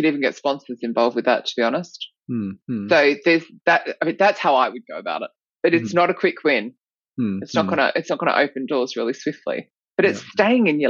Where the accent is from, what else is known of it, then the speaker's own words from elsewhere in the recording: Australia; accent: Australian; my Australian accent